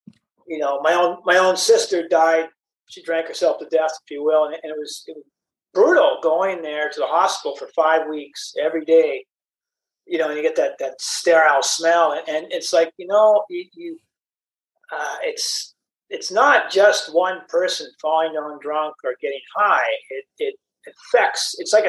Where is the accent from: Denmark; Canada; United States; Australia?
Canada; And my mom moved around, raised us. And I grew up mostly in Canada.